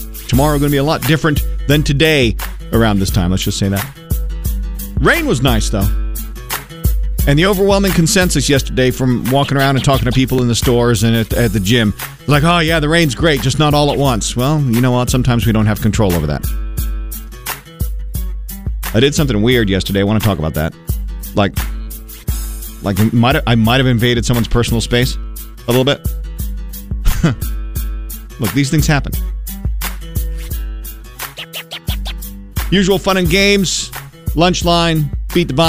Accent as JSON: {"language": "English", "region": "Maine", "country": "United States", "tie": "born or raised there", "moved": "yes", "said": "State I grew up in."}